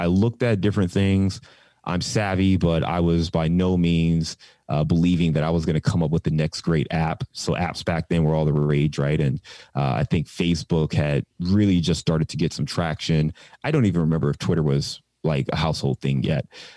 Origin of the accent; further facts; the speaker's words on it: Cleveland, Ohio, United States; now in Cincinnati, United States; I'm born and raised in Cleveland, Ohio